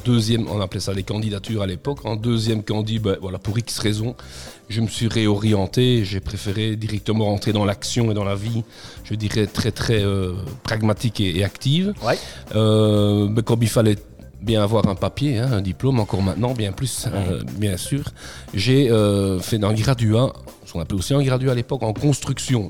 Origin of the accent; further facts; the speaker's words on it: Namur, Wallonia, Belgium; je suis namurois et, j'habite la région namuroise, j'habite Namur, donc je suis du coin